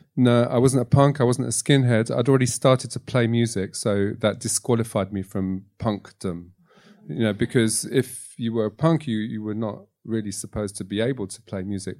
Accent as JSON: {"language": "English", "region": "London", "country": "United Kingdom", "tie": "born or raised there", "also_born_or_lived": "Tunisia / Egypt / Morocco", "moved": "as an adult", "lives_now": "France", "said": "growing up in London at the time"}